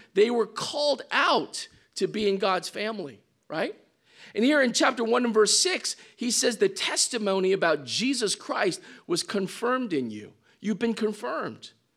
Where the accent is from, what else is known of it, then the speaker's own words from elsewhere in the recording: Midwest, United States; moved away; I came from the Midwest, so I come from more of a Caucasian culture